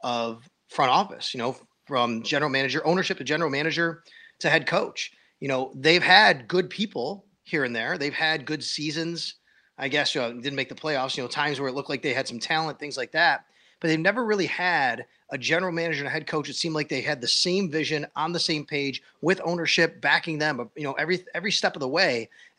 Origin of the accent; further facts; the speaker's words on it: Buffalo, New York, United States; I grew up here in Buffalo